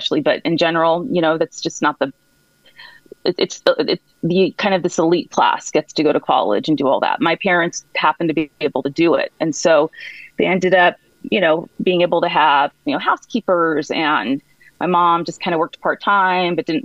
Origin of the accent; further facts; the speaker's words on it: United States; I was born in America